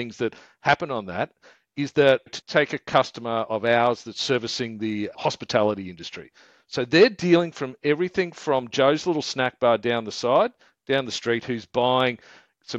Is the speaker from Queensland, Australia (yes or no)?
yes; Queensland, Australia; we're from Queensland